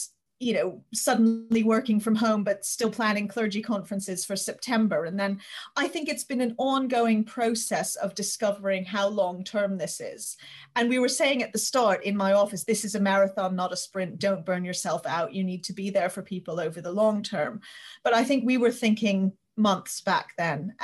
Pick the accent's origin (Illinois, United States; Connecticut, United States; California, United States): Connecticut, United States; New Haven; moved away as an adult; now in London, United Kingdom; I grew up in New Haven, Connecticut, in the US